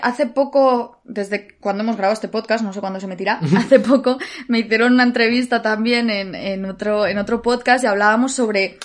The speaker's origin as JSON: {"language": "Spanish", "town": "Alicante", "region": "Valencian Community", "country": "Spain", "moved": "as an adult", "lives_now": "Madrid, Spain", "said": "el teatro de mi ciudad, el teatro de Alicante"}